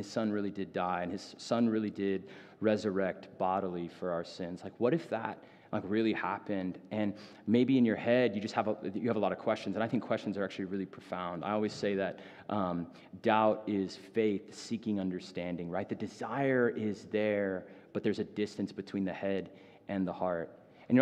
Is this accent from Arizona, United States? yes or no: yes; Phoenix, Arizona, United States; I grew up in North Phoenix.